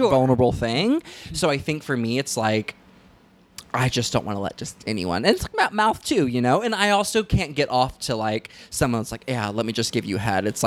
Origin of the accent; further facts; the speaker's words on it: Southern United States, United States; I think that has a lot to do with growing up in the South, where it's like super huge heterosexual, you know, culture where everyone gets married at 19